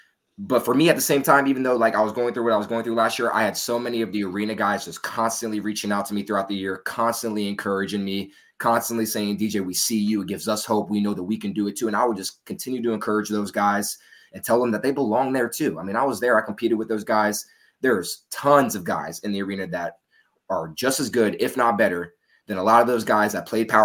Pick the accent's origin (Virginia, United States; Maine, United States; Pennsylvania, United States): Virginia, United States; moved away as an adult; also born or lived in Wichita Falls, Texas; now in Austin, United States; I'm originally from Virginia, but I've lived in Texas for the past 6-7 years. And I've lived in Austin for almost 4 years now.